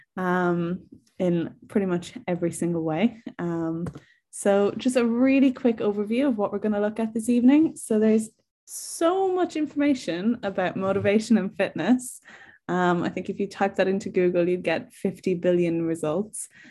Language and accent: English; Ireland; now in England, United Kingdom; I'm from Ireland, if you can't tell from my accent, um, but I'm currently living in England